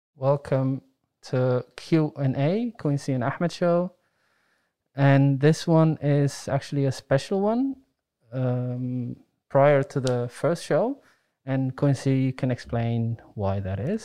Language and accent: English; Netherlands; I grew up in the Netherlands